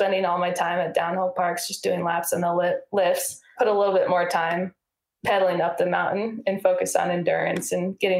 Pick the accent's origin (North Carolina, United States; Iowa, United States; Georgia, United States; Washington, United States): Iowa, United States; I grew up in Iowa, and that's in the middle of the United States